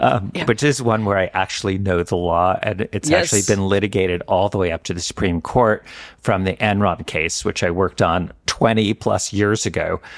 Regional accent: New York, United States; There was a judge in the district I grew up in the Eastern District of New York

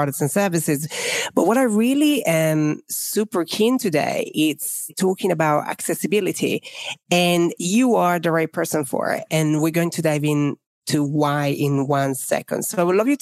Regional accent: Italy; now in England, United Kingdom; I live in England, but obviously I'm from Italy

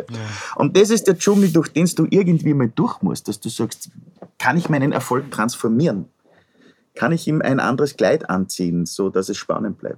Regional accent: Upper Austria, Austria; ich komme aus dem Müllviertel.

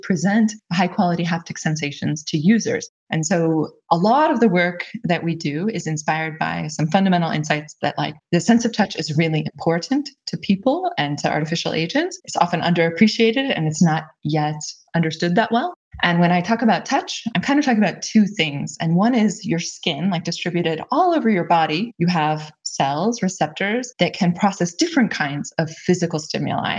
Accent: California, United States; moved away as an adult; also born or lived in Pennsylvania; now in Germany; I grew up in California. Actually, although my name looks German and I live in Germany, I'm actually American

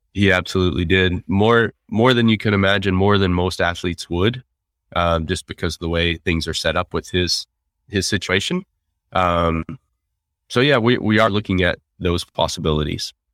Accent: United States; as an American

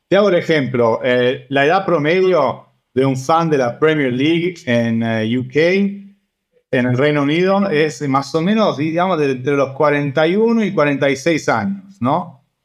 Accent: Argentina; yo crecí en Argentina con eso, no solo jugando, pero también yendo a los varios partidos

